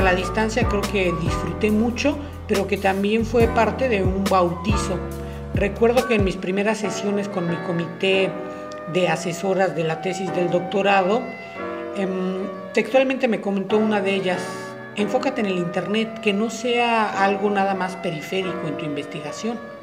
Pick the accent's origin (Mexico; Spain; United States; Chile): Mexico; soy mexicano.